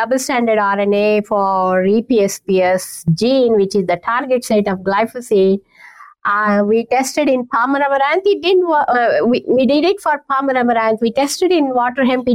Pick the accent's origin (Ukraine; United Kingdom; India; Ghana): India; moved away as an adult; also born or lived in Canada; now in Kansas, United States; I learned Indian classical music back when I was growing up in India